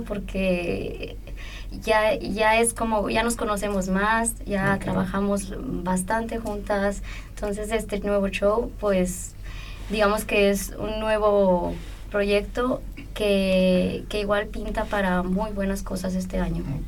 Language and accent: Spanish; Chihuahua, Mexico; now in Vienna, Austria; mi tierra, de Chihuahua